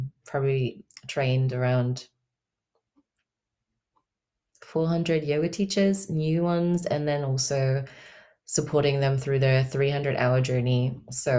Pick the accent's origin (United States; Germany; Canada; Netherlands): Germany; I currently reside in Germany. I'm from Germany originally, but I've kind of lived all over.